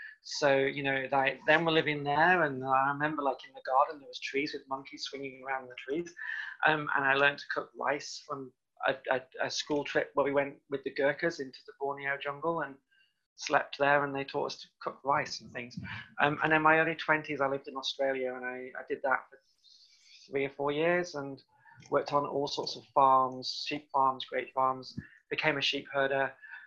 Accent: South Cheshire, North West England, United Kingdom; moved away; also born or lived in Llandudno, North Wales; I'm originally from Cheshire, South Cheshire in the UK. I went to school around there. Then I also went to school in North Wales. So partly grew up in North Wales, Llandudno

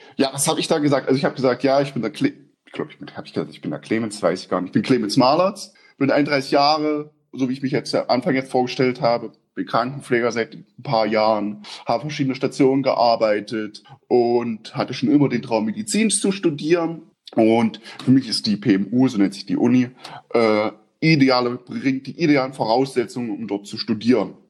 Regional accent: eastern Germany, Germany; moved away as an adult; now in Austria; Bei uns im Osten

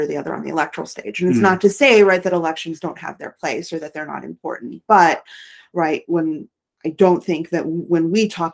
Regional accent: Rust Belt, United States; I'm from the Rust Belt

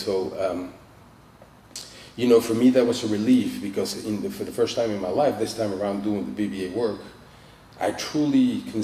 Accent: Mexico City, Mexico; I'm from Mexico City

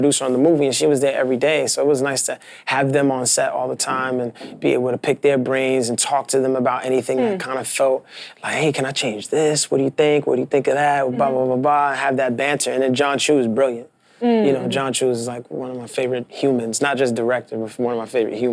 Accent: New York City, New York, United States; I'm not from Washington Heights, but I'm from Brooklyn, and I grew up in a neighborhood a lot like Washington

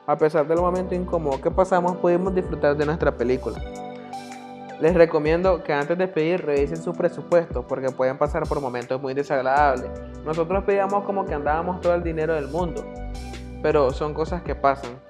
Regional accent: Nicaragua; soy de Nicaragua, tengo la edad de 20 años

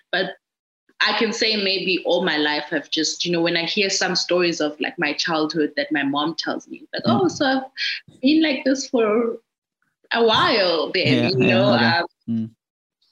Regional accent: Gqeberha, Eastern Cape, South Africa; art and design school here in PE, my hometown

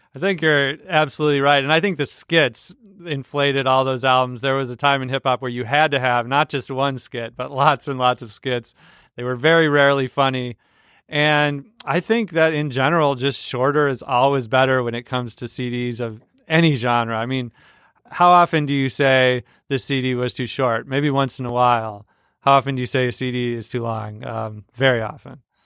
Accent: Mankato, Minnesota, United States; moved away; also born or lived in Saint Louis; when I was growing up in Mankato, Minnesota.

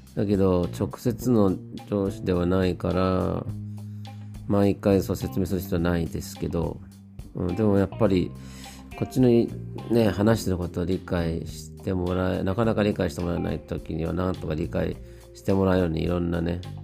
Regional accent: Japan; moved away as an adult; also born or lived in United States; 日本に帰国したい

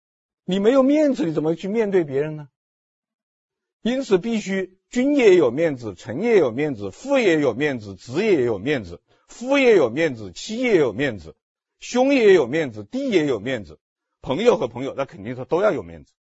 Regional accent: China; 但是我们中国人看电影的时候，看到前面那个情节的时候都笑。都会笑，为什么会笑呢？因为我们中国人就是这样的，是不是啊？

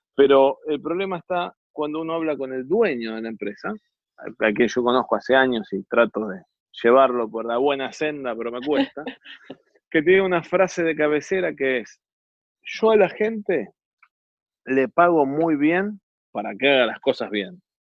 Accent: Argentina

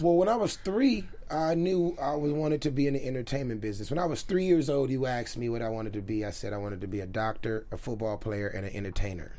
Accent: Los Angeles, California, United States; born and raised in South Central Los Angeles

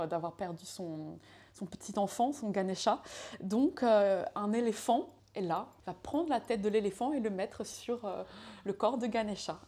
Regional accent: Laval, Pays de la Loire, France; also born or lived in Santiago, Chile; je viens d'une petite ville euh, qui est euh, qui s'appelle Laval. Donc, je euh, moi, je suis née à l'autre bout de la planète, à Santiago du Chili. J'étais adoptée quand j'avais un mois. Mes parents sont venus me chercher pour vivre en France. Donc, dans cette petite ville, j'ai grandi

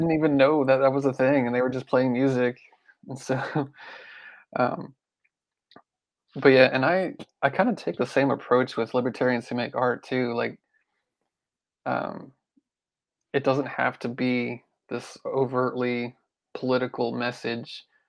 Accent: Pennsylvania, United States; moved away as an adult; now in Memphis, United States; I grew up in Pennsylvania

